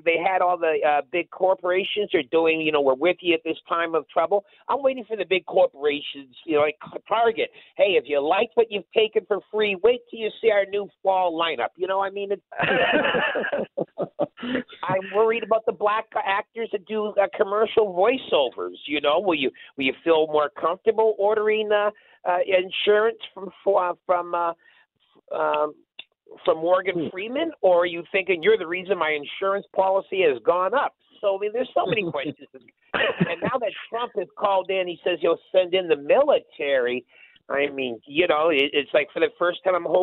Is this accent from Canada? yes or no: yes; Winnipeg, Manitoba, Canada; Winnipeg, my hometown